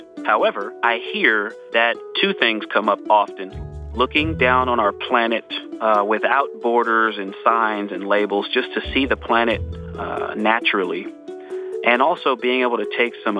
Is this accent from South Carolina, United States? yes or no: no; California, United States; I was born in California and people can say I'm a Californian.